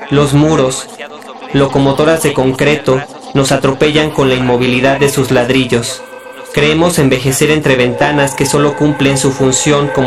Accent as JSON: {"language": "Spanish", "region": "Mexico City", "country": "Mexico", "tie": "born there", "said": "tengo 25 años y nací en la Ciudad de México."}